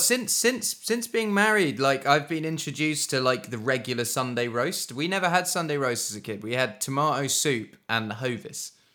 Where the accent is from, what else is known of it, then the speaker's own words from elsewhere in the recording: Suffolk, East of England, United Kingdom; We are, we are from Suffolk